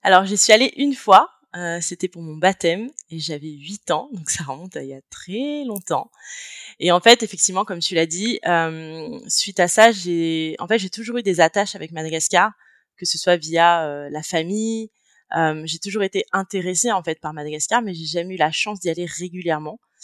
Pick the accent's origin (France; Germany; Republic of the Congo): France; moved away as an adult; also born or lived in Chile / India / Canada; now in Barcelona, Spain; je suis née, j'ai grandi en France. aujourd'hui, j'habite à Barcelone, en Espagne